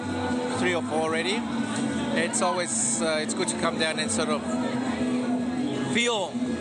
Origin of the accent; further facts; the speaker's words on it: Ecuador; now in Australia; Originally from Ecuador.